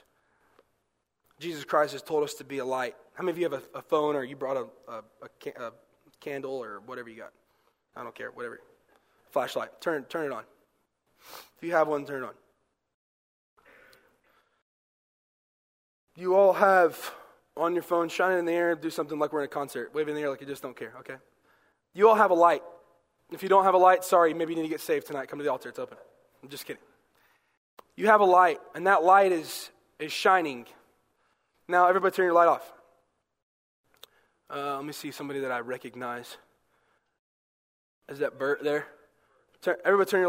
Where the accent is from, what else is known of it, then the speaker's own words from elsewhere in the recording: the South, United States; I'm from the South